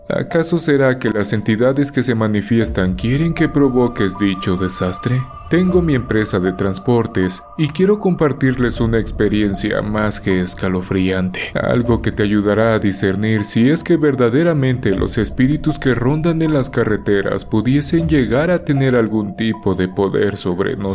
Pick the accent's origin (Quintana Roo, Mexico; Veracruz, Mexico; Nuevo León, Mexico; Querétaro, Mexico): Veracruz, Mexico; Catemaco; Soy Jarocho. He trabajado como operador muchos años. Como antecedente, déjenme decirles que provengo de Veracruz, tierra de magos y hechiceros que son muy conocidos en todo el mundo. Así es, Catemaco es mi pueblo.